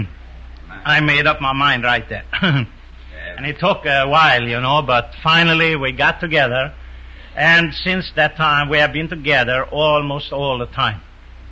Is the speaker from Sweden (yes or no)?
yes; Sweden; moved away; also born or lived in New York, United States; I'm a Swede. I wasn't born in America. I was born in Sweden.